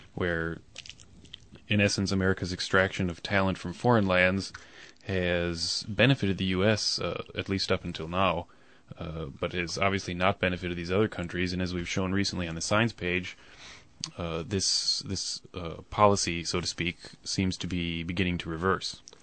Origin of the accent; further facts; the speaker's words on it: United States; moved away; I'm American and I lived there for a good many years